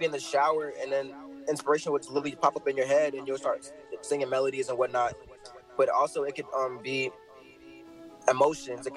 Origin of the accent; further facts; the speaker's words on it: Atlanta, Georgia, United States; Straight up from Atlanta, North Side